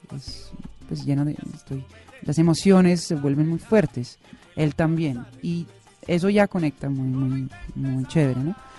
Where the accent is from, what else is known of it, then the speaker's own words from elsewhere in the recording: Netherlands; moved away as an adult; now in Bogotá, Colombia; yo nací en Holanda, pero siempre digo como chiste que nací en el continente equivocado.